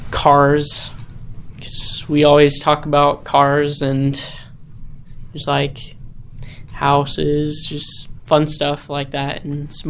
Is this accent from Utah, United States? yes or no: yes; Spring City, Utah, United States; I'm from Spring City, Utah